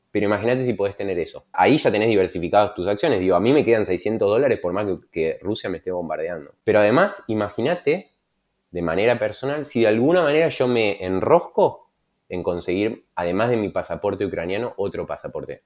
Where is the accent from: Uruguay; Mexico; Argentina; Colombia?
Argentina; siendo argentino